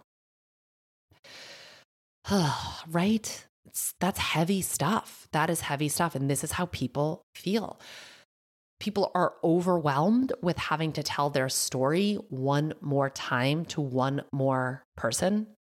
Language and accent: English; Massachusetts, United States; accent: thick Massachusetts; My Massachusetts accent just came out thick